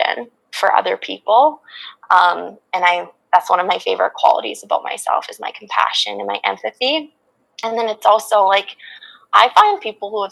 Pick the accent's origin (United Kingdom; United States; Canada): Canada; Regina, Saskatchewan; also born or lived in Vancouver; I went to the University of Regina in Saskatchewan, where my hometown is